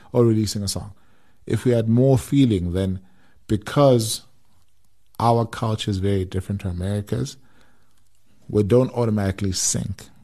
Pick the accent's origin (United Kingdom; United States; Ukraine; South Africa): South Africa; as South African musicians